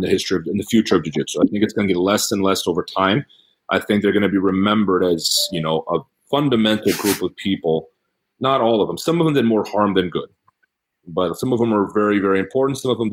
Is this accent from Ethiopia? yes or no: no; England, United Kingdom; I was invited because I'm English.